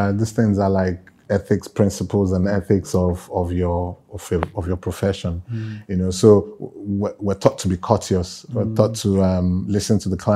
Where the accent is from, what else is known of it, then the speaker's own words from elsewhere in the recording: Enugu, Enugu State, Nigeria; moved away as an adult; now in Lagos, Nigeria; I grew up in the Southeast, in Enugu specifically. It's a civil service town.